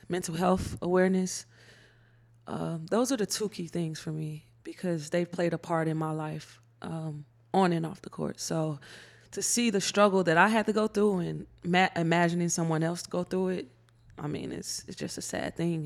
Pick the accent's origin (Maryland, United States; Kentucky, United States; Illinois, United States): Illinois, United States; Chicago; growing up in Chicago